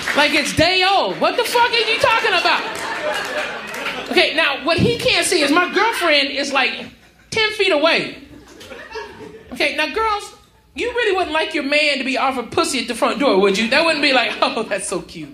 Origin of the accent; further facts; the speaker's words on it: Houston, Texas, United States; now in Los Angeles, United States; I'm from Houston, Texas.